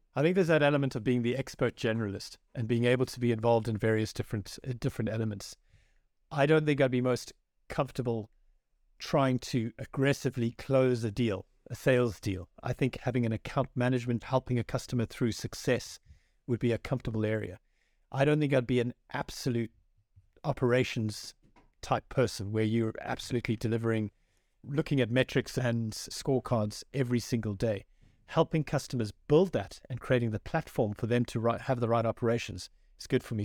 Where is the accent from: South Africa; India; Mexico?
South Africa; moved away as an adult; also born or lived in France / Johannesburg / Durban / Cape Town; now in Ireland; I was born in France to a South African father and an Irish mother, and then a few years after that, moved to South Africa where I grew up, my formative years